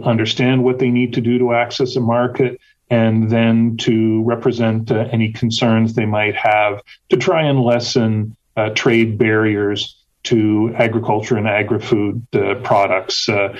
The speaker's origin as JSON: {"language": "English", "country": "Canada", "also_born_or_lived": "Washington, D.C. / Brussels", "moved": "as an adult", "lives_now": "United States", "said": "I am a local import. I'm originally from Canada."}